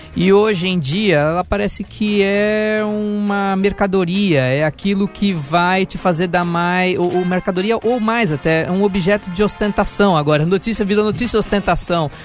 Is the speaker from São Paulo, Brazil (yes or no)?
yes; Santos, São Paulo, Brazil; no clube Sírio-Libanês lá de Santos, minha terra natal